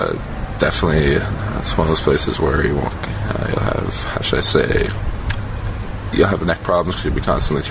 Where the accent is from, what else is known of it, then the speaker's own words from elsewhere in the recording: Toronto, Ontario, Canada; Toronto, Ontario, Canada.